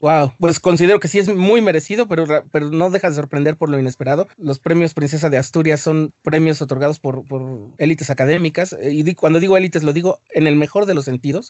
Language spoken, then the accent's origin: Spanish; Mexico; Somos mexicanos y, o sea, no podemos simplemente decir, ah, es que somos indígenas